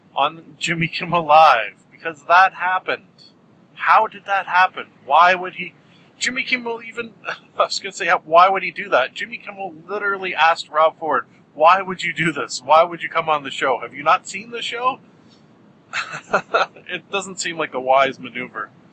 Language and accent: English; Canada; our Canadian winter